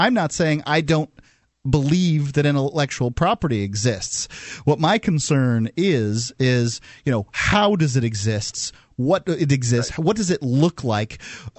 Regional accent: Sarasota, Florida, United States; I'm from Sarasota, Florida.

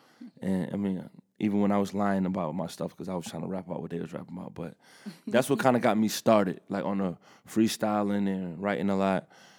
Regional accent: Atlanta, Georgia, United States; especially for me, you know, as I grew up in Atlanta, started to take over music.

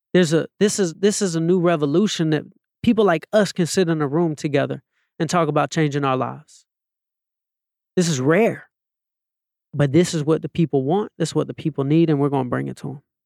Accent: Atlanta, Georgia, United States; moved away; also born or lived in Los Angeles; I'm a kid from Atlanta, Georgia

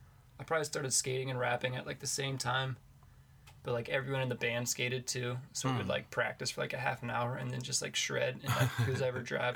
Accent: Warrendale, Pennsylvania, United States; now in Pittsburgh, United States; I'm from Warrendale, which is like 20, 25-ish minutes north of Pittsburgh.

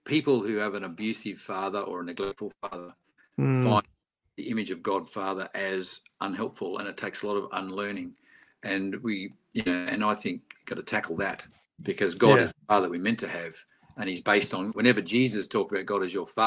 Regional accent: Australia; I was being too Aussie

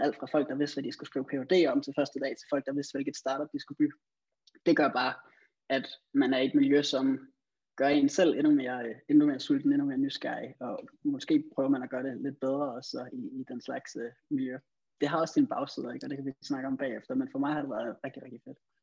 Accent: Denmark; also born or lived in England; som dansker

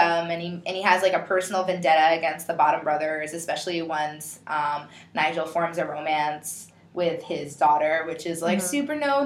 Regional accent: Bronx, New York, United States; I'm from the Bronx, yo.

